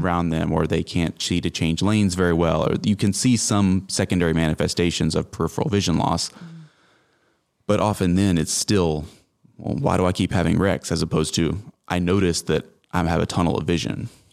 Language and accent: English; Greenville, South Carolina, United States; moved away as an adult; also born or lived in Charleston, South Carolina / Kansas City; now in Tifton, United States; I'm from South Carolina originally, the upstate around Greenville